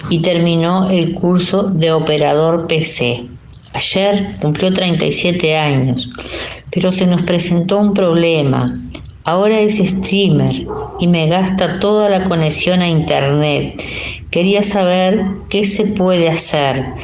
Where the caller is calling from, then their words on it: Montevideo, Uruguay; de la Comercial, que siempre te escucho.